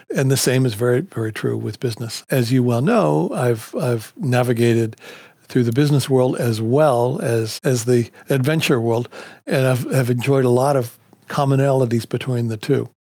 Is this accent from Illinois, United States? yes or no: no; Bethesda, Maryland, United States; I grew up in the Potomac River in, uh, Bethesda, Maryland, outside of D C